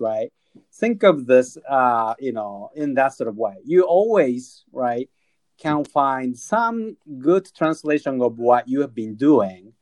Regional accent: Tokyo, Japan; moved away; I was born and raised up in, and I'm originally from Tokyo.

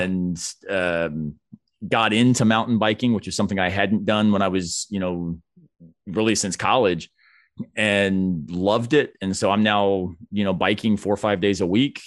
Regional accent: Florida, United States; moved away; growing up in Florida

